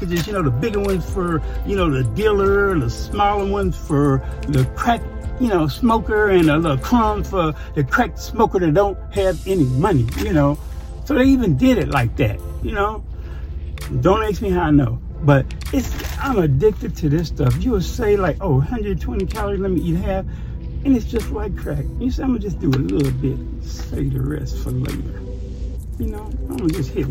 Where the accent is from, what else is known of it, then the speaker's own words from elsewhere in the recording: Chicago, Illinois, United States; moved away; I'm from the South Side.